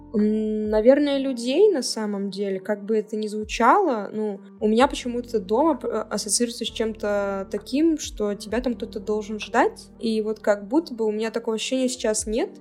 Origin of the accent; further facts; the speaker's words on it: Cherepovets, Vologda Oblast, Russia; moved away as an adult; now in Saint Petersburg, Russia; все 18 лет своей жизни, то бишь это вот всю детство и подростковую жизнь я прожила в Череповце